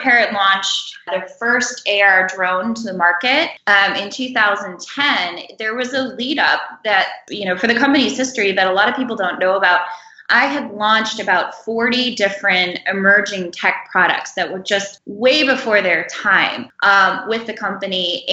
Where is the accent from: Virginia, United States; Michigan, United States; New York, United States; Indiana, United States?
Michigan, United States; I am a Midwest gal. I'm from Michigan.